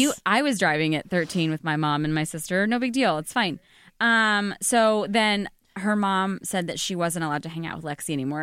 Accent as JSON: {"language": "English", "region": "Arizona", "country": "United States", "tie": "born or raised there", "also_born_or_lived": "Illinois", "moved": "as an adult", "lives_now": "New York, United States", "said": "I grew up in the suburbs of Illinois, and then I grew up in Arizona"}